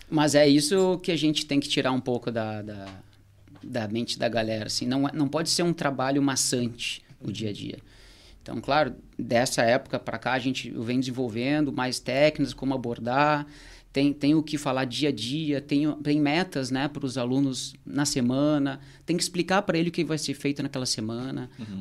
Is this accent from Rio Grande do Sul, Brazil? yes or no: yes; Porto Alegre, Rio Grande do Sul, Brazil; moved away as an adult; now in Torres, Brazil; eu sou de Porto Alegre, tô aqui em Tous já há quatro anos